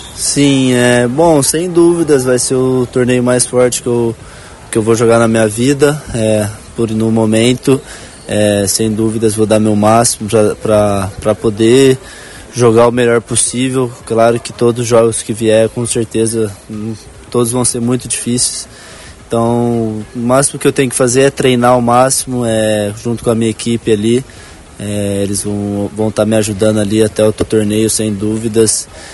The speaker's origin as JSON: {"language": "Portuguese", "country": "Brazil", "moved": "as an adult", "lives_now": "Rio de Janeiro, Brazil", "said": "sou de Ribeirão, hoje treino no Rio"}